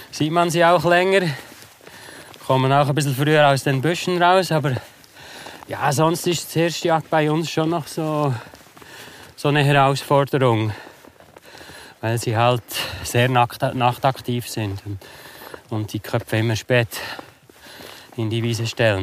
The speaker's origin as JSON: {"language": "German", "town": "Interlaken", "region": "Bern", "country": "Switzerland", "tie": "born or raised there", "also_born_or_lived": "Beatenberg", "said": "Aufgewachsen bin ich eigentlich in Interlaken"}